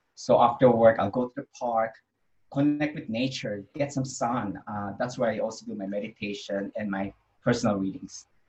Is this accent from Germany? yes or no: no; Philippines; I was born in the Philippines